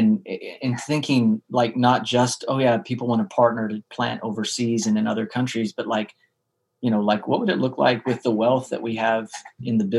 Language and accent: English; central part of the States, Central United States, United States; In the central part of the States.